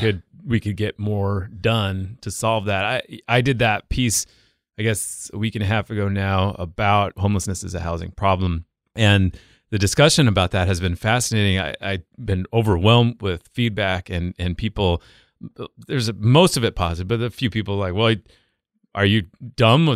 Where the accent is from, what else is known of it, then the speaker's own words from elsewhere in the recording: the West, United States; moved away; I grew up in the West